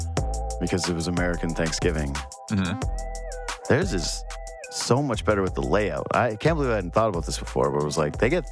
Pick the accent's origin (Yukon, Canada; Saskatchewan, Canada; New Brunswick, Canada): Yukon, Canada; Whitehorse; moved away; I'm from Whitehorse, Yukon, as some of you know, and many of you don't